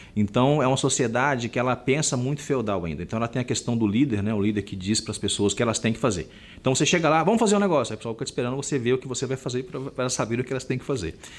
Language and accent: Portuguese; Minas Gerais, Brazil; como bom mineiro que eu sou